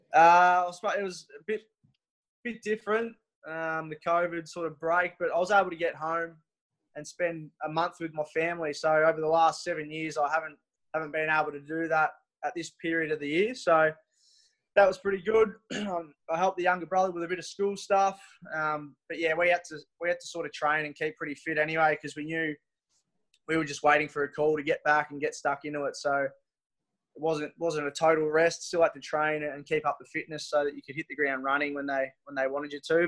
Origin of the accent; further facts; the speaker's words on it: Mortlake, Victoria, Australia; moved away; I'm from Mortlake, Victoria, which is um, half an hour from Warrnambool.